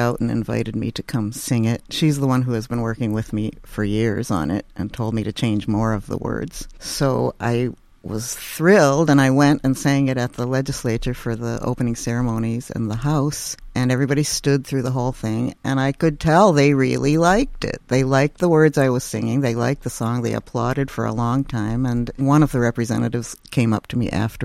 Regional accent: Madison, Wisconsin, United States; now in Beaverton, United States; my hometown, Madison, Wisconsin

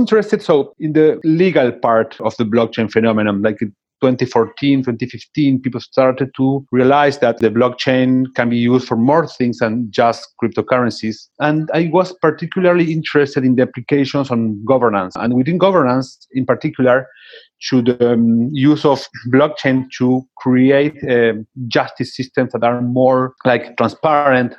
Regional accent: Buenos Aires, Argentina; I was born in Buenos Aires, Argentina

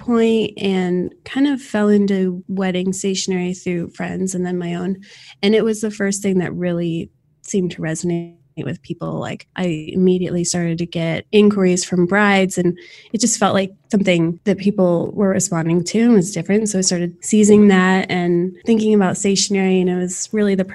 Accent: Summit, New Jersey, United States; moved away as an adult; also born or lived in Winter Park, Florida; now in Florida, United States; I grew up in Summit, New Jersey, and moved down

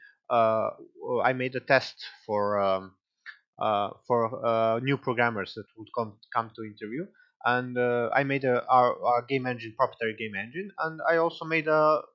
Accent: Serbia; English is a second language; we are from Serbia, we are not a native English speaker

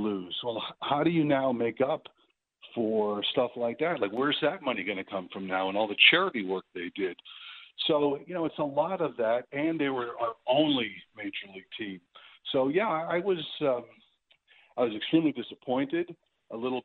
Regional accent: New Haven, Connecticut, United States; I grew up downstate in the New Haven area

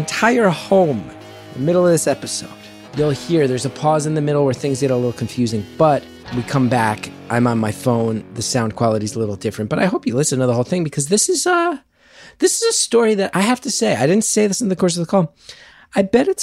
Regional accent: New Jersey, United States; I'm happy to be living back in my home state

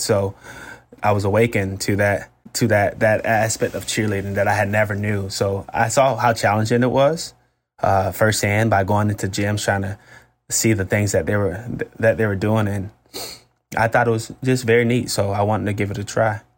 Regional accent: Florida, United States; I'm a Florida State guy 'cause I'm from Florida

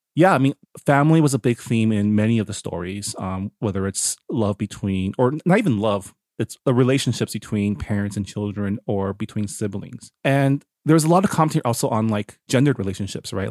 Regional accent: Toronto, Ontario, Canada; I was born in Toronto, so I grew up in in, in the West

